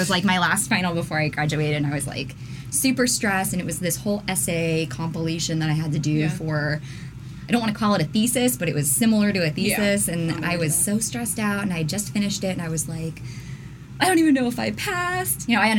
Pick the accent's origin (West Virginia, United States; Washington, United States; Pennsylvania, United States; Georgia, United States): West Virginia, United States; Charleston; also born or lived in Teays Valley, West Virginia; now in Columbus, United States; I was born in Charleston, West Virginia.